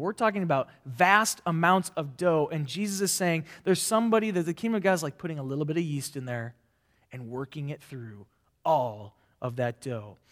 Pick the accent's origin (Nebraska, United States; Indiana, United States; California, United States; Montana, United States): Nebraska, United States; I'm from Nebraska, not a farmer